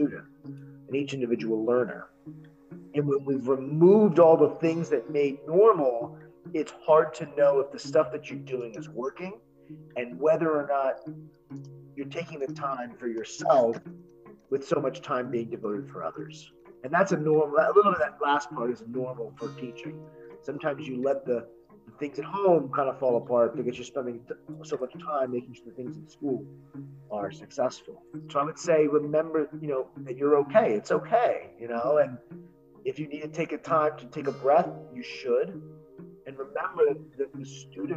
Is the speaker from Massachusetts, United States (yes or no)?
no; Miami, Florida, United States; now in New Jersey, United States; I'm from Miami